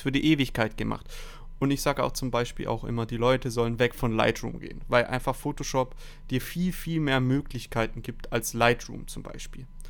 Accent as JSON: {"language": "German", "town": "Stuttgart", "region": "Baden-Württemberg", "country": "Germany", "said": "22 Jahre alt, ich komme aus Stuttgart"}